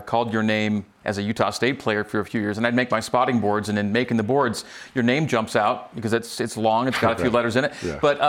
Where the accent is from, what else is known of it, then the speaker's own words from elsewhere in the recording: Canada; moved away; I grew up in Canada